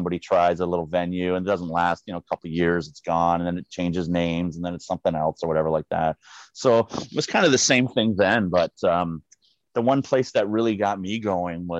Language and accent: English; Niagara Falls, Ontario, Canada; also born or lived in St. Catharines, Ontario; I was born in St. Catharines, but ended up moving out to the Falls. And it was like my second year of grade four when they used to fail people. So yeah, I was in Niagara Falls the whole time.